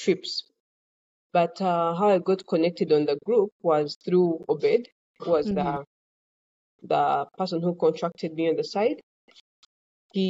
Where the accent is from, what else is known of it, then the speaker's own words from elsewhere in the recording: Kampala, Central Region, Uganda; Growing up, I grew up in Kampala